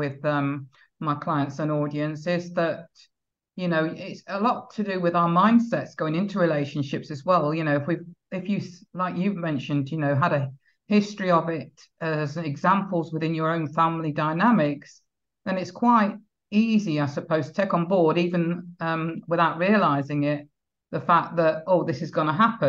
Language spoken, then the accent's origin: English; United Kingdom; I am British, I'm not from the Caribbean